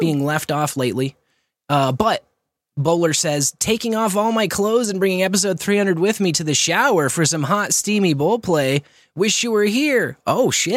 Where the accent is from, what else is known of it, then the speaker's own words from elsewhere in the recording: Kearney, Missouri, United States; my hometown, Kearney